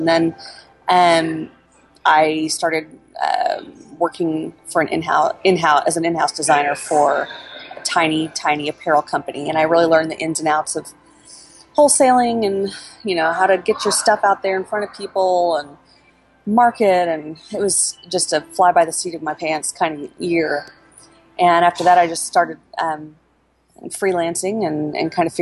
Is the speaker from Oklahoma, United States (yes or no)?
yes; Oklahoma City, Oklahoma, United States; I was born and raised in Oklahoma City